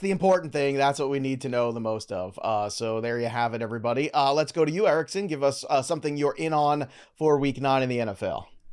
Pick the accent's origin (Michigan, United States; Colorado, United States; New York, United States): New York, United States; New York City; I grew up on the Gambino crime family block, block in Brooklyn